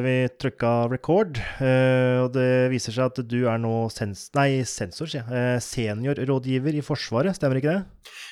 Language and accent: Norwegian; Oppland, Innlandet, Norway; jeg er fra Oppland, som nå heter Viken